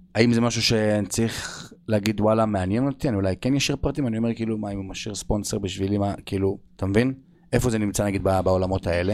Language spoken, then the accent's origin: Hebrew; Israel; אנחנו בתור ישראלים